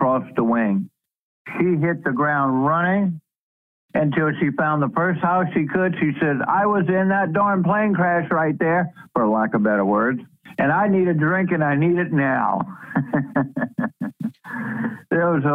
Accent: Louisiana, United States; moved away; I was born and raised in Louisiana, actually on the bayous of Louisiana.

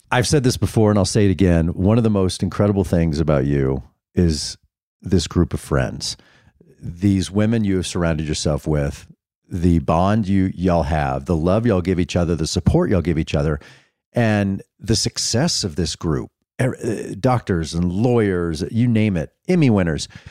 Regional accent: Dallas, Texas, United States; moved away; we're diehard Texas people from growing up in Dallas

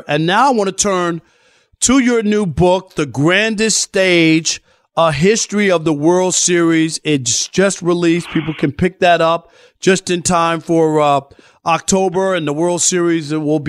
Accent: New York, United States; growing up in New York as a kid

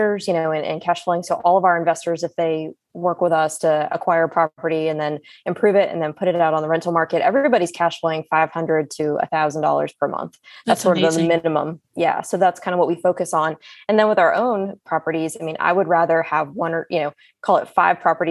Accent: the North, United States; also born or lived in the South (US); now in US South; I'm from the North.

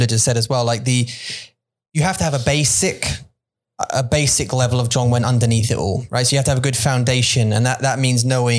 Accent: Kaohsiung, Taiwan; when I was born in Kaohsiung and I grew up

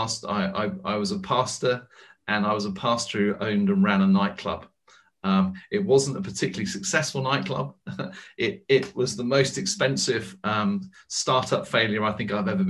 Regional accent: United Kingdom; also born or lived in United States; now in London, United Kingdom; as a Brit

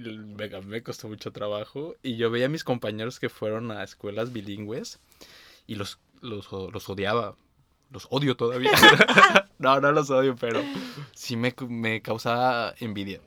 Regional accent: Mexico; now in Berlin, Germany; mi única oportunidad como niño mexicano

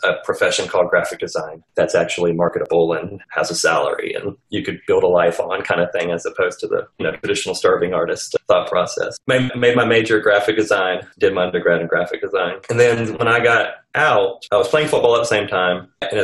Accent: Azores, Portugal; born there; I actually was born in Portugal. Yes. Actually, I was born in the Azores Islands off the coast of Portugal. My dad was in the Air Force.

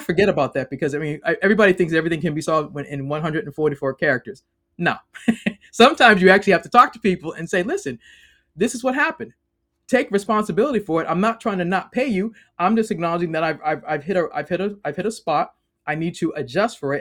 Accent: Boston, Massachusetts, United States; moved away as an adult; now in Maryland, United States; I'm originally from Boston, now live in the great state of Maryland.

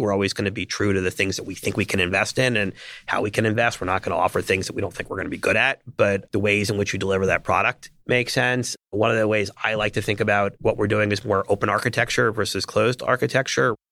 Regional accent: New York area, United States; I grew up in the New York area

